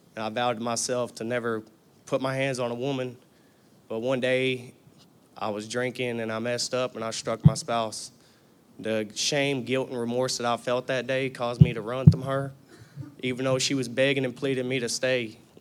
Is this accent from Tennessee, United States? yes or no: yes; Tennessee, United States; I was born in Chevyville, Tennessee